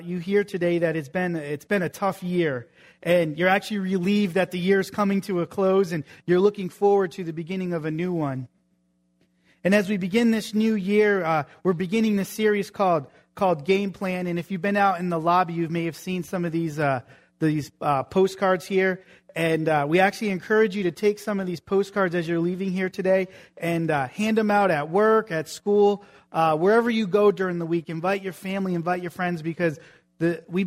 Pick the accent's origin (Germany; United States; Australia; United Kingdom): United States; New England; moved away; I grew up in New England